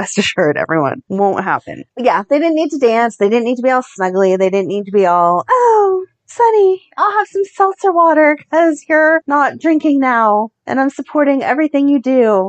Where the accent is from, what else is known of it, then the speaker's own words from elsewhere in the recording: Ohio, United States; now in Pittsburgh, United States; I'm from Ohio